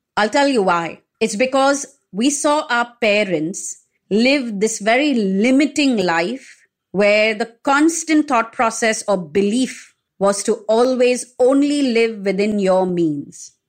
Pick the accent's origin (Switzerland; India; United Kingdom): India; also born or lived in Mumbai; If I was to move from India